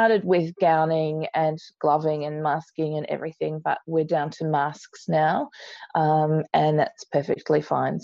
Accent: Research, Victoria, Australia; I grew up in Research, which is near Kangaroo Ground, all dirt roads then

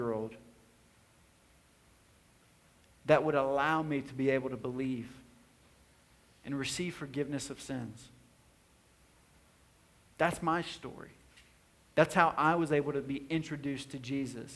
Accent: White House, Tennessee, United States; also born or lived in Nashville, Tennessee; I was born in Nashville, Tennessee. For the first 7 years of my life, I was living in a small kind of neighborhood on the north side of Nashville. And then my family in 1994 moved to White House, Tennessee, a rural tobacco town.

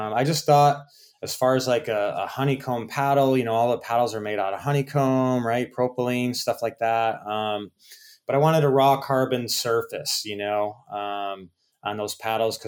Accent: Rochester, New York, United States; also born or lived in Fort Lauderdale, Florida; now in Naples, United States; I went home to Rochester, New York

